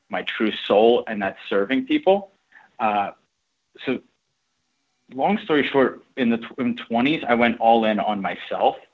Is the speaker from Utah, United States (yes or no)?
no; Philadelphia, Pennsylvania, United States; moved away as an adult; also born or lived in Ukraine; now in New York, United States; I'm from Philly originally